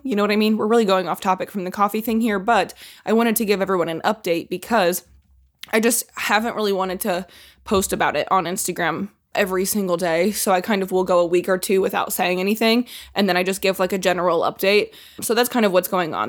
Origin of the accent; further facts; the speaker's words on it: Indiana, United States; Growing up in Indiana